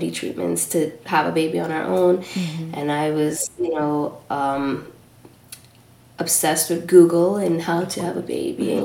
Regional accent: New York City, New York, United States; also born or lived in Trinidad (parents) / Los Angeles; I grew up in Washington Heights, though, in New York, in a Dominican neighborhood.

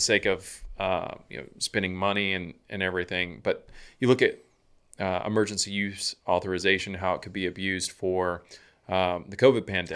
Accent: Georgia, United States; I grew up in Georgia

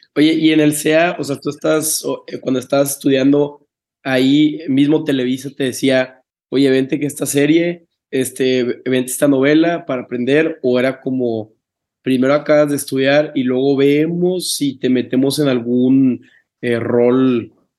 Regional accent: Tampico, Tamaulipas, Mexico; yo soy de Tampico

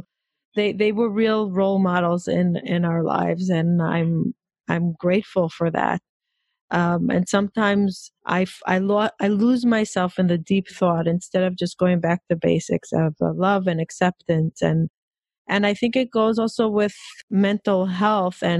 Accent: Israel; I'm Israeli. I mean, I grew up in Israel.

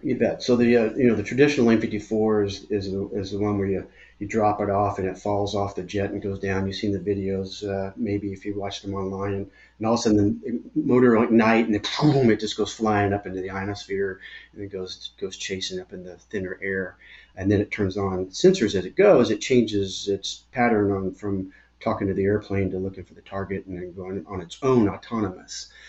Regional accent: Irving, Texas, United States; also born or lived in Glendale, Arizona; I grew up in Irving, Texas, so I consider myself a Texan. Although I was born in Glendale, Arizona

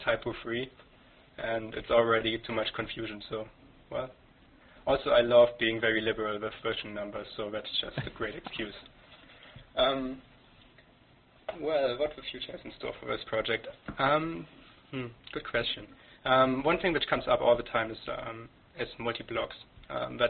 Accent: Germany; English is a second language; moved away as an adult; now in Canada; I'm German. I came to Canada 2-3 years ago. I grew up in Germany

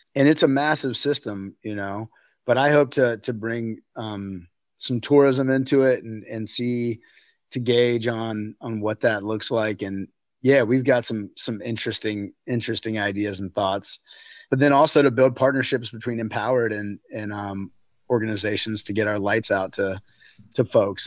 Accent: outside of Raleigh, North Carolina, United States; now in Crested Butte, United States; I was raised in, outs, outside of Raleigh, North Carolina

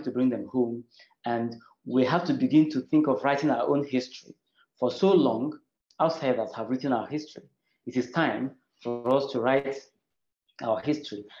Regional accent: Nigeria; I am from Nigeria

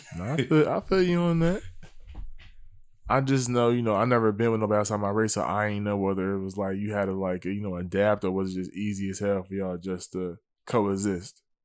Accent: Willingboro, New Jersey, United States; I'm from Wellingborough, New Jersey

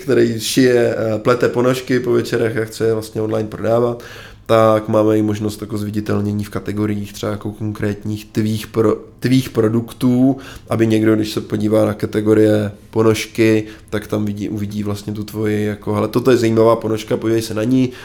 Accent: Czechia; já jsem Čech

